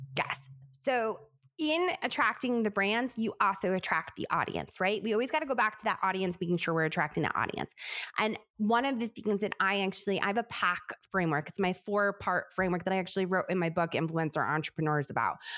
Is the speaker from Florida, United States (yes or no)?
no; New York, United States; I talk so fast because I'm from New York